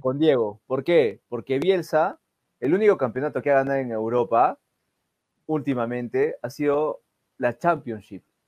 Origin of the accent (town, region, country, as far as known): Peru